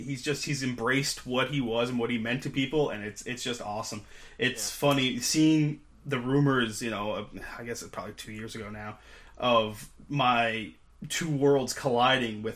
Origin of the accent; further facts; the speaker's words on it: Canada; being Canadian